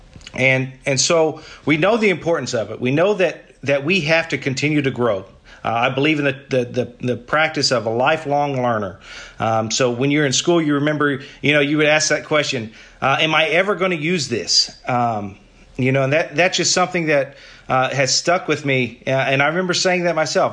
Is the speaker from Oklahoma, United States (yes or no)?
yes; Paola, Oklahoma, United States; I'm from Oklahoma, a little small town called Paola. It's about an hour south of Oklahoma City.